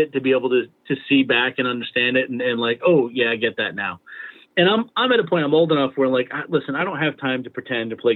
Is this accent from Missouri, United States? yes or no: no; East Providence, Rhode Island, United States; Our fathers were cops together in East Providence